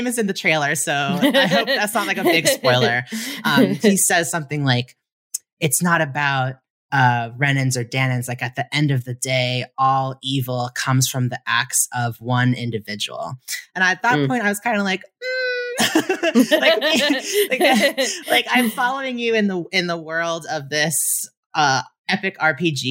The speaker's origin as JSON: {"language": "English", "country": "United States"}